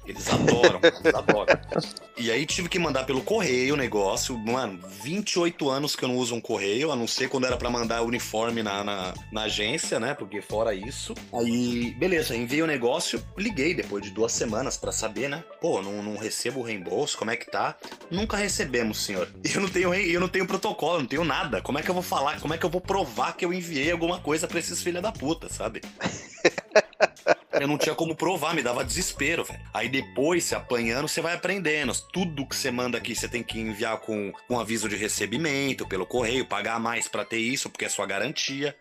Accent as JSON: {"language": "Portuguese", "country": "Brazil", "moved": "yes", "said": "eu falava que era brasileiro"}